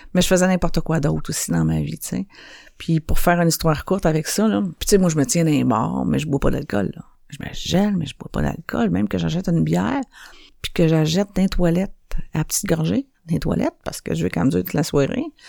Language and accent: French; Montreal, Quebec, Canada; Je viens de Saint-Henri, puis moi, j'ai appris euh, à faire des affaires illégales euh, bien jeune dans ma vie